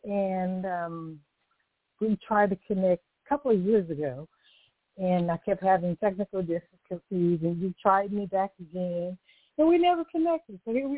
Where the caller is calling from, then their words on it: California, United States; I'm calling from California.